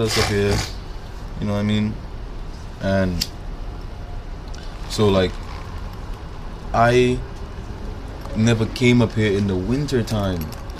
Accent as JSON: {"language": "English", "town": "Brooklyn", "region": "New York", "country": "United States", "tie": "born there", "said": "I was born in Brooklyn, you know, I was born here. It's just that my family's from the Caribbean, the island, St. Lucia"}